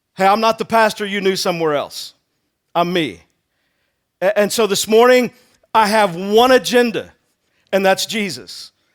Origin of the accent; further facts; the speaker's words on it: Texas, United States; moved away; I'm originally from Texas